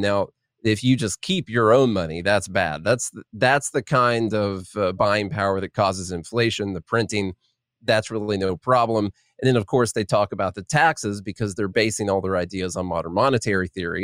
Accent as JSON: {"language": "English", "region": "southern Illinois", "country": "United States", "moved": "as an adult", "lives_now": "Nashville, United States", "said": "I'm from Illinois, but I'm from the Kentucky part of Illinois"}